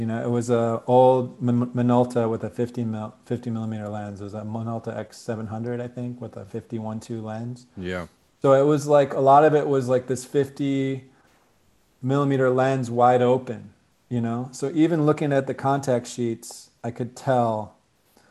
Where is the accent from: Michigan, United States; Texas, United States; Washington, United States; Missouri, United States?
Michigan, United States; Ann Arbor; moved away; also born or lived in Boston, Massachusetts / Indiana / San Francisco, California; I grew up in Michigan. I was actually born outside of Boston, then moved to Indiana for a hot minute. And then I grew up in Michigan, Ann Arbor